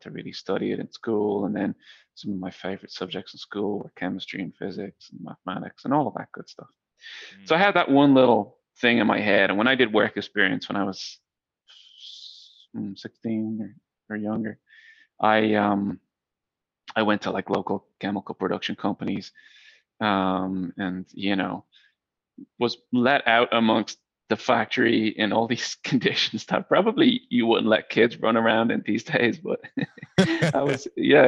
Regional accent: Dublin, Leinster, Ireland; moved away as an adult; also born or lived in Silicon Valley, United States; So I grew up in Dublin, Ireland, where I am right now

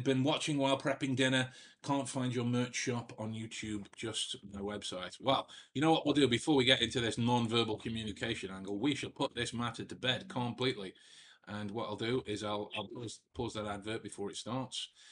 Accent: Staffordshire, West Midlands, United Kingdom; I was from from Staffordshire, from the middle of England

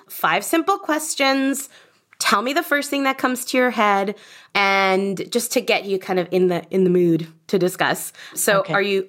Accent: United States; accent: American; now in United Kingdom; It's my American accent.

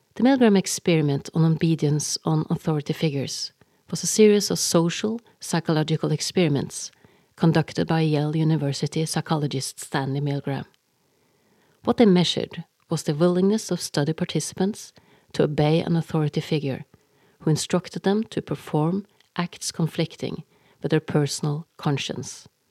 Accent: Norway; English is a second language; I am Norwegian and that English is my second language, not my first.

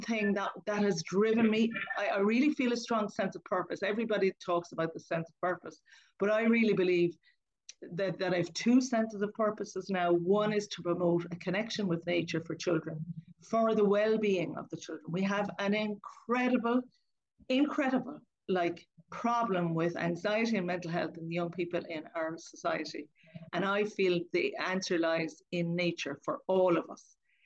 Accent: Lismore, Munster, Ireland; I grew up in Lismore in County Waterford, and I grew up on a farm

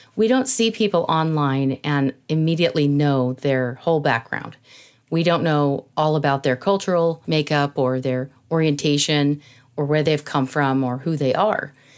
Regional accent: San Jose, California, United States; I grew up in California. I was born in San Jose, California

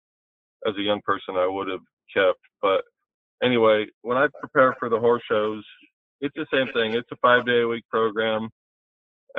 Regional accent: Long Island, New York, United States; growing up on Long Island

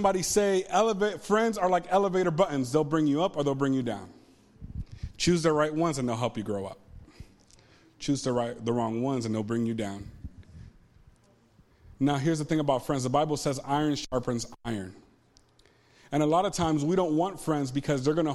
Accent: Ponce, Puerto Rico; moved away; I grew up in Puerto Rico

